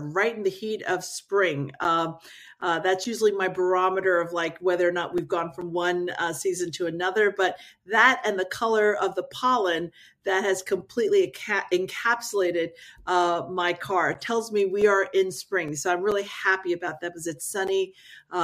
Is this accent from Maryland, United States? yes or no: yes; Maryland, United States; also born or lived in South Korea; I grew up in the Maryland area